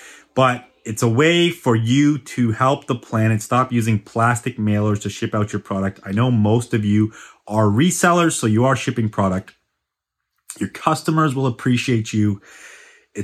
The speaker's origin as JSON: {"language": "English", "town": "Vancouver", "region": "British Columbia", "country": "Canada", "said": "I have a fellow Vancouverite joining me today"}